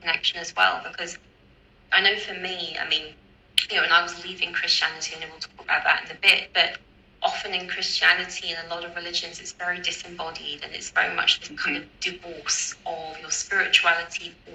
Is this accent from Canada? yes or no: no; United Kingdom; because I'm British and I grew up in the UK